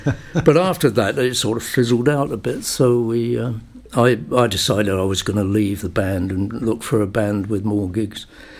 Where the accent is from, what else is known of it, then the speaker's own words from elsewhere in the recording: London, United Kingdom; also born or lived in Aberdeen; I was born in Aberdeen, but brought up in a place called Acton in London.